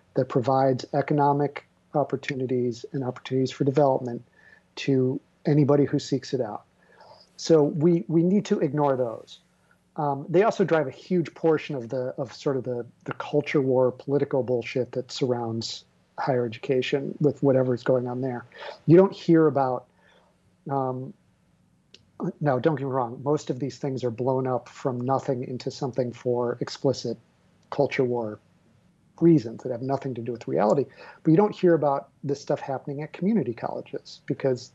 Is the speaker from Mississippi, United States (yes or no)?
no; Illinois, United States; Illinois, my home state